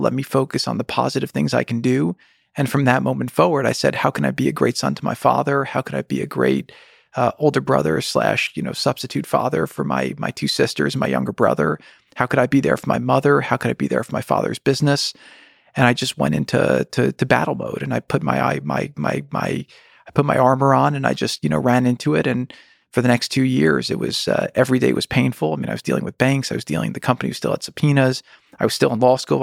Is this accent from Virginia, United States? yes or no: no; New Jersey, United States; we grew up in New Jersey